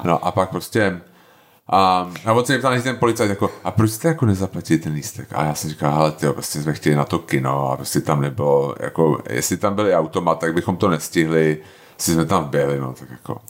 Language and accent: Czech; Bohemia, Czechia